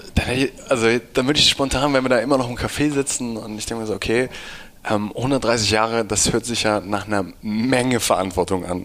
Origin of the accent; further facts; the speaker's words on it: Hamburg, Germany; ich komme irgendwie aus Hamburg